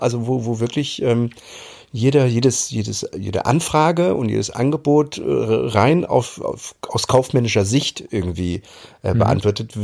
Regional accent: East Germany, Germany; moved away as an adult; also born or lived in Hamburg; now in Mecklenburg, Germany; ich bin damals äh, in der DDR groß geworden

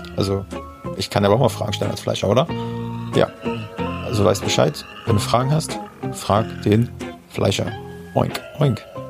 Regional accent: near Parchim, Mecklenburg-Vorpommern, Germany; aus Parchim. Ja, ist, ist auch ein MacPom, also dicht an meiner Heimat

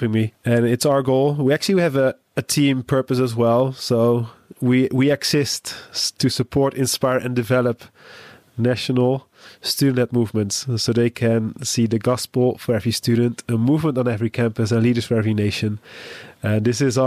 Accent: Netherlands; I'm from the Netherlands

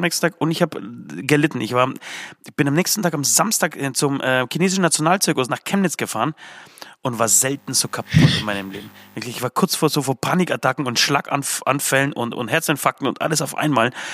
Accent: Poland; moved away; komme ich aus Polen

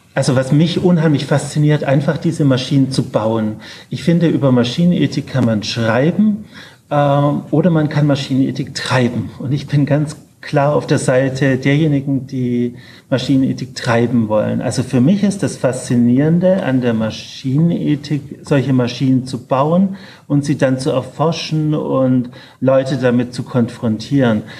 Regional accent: Ulm, Baden-Württemberg, Germany; moved away; aus meiner alten Heimatstadt, in der ich leider nicht mehr oft bin aus Ulm

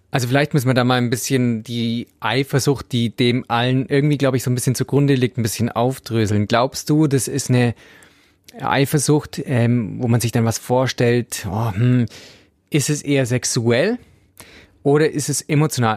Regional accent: Swabia, Germany; ich als Schwabe

